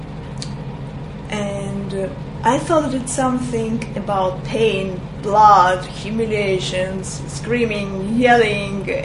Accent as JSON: {"language": "English", "region": "Crimea", "country": "Ukraine", "also_born_or_lived": "Russia", "second_language": "English", "moved": "as an adult", "lives_now": "Israel", "said": "originally I'm from Crimea, and here in Israel I'm for almost 17 years."}